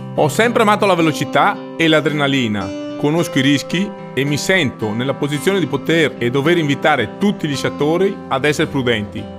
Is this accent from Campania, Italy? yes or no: no; Cortina d'Ampezzo, Veneto, Italy; Sono nato e cresciuto a Cortina.